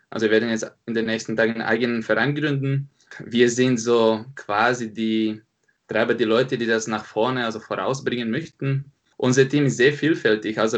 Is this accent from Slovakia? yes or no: yes; Slovakia; now in Munich, Germany; Genau, also ich komme ursprünglich aus der Slowakei, bin jetzt schon seit sieben Jahren in München.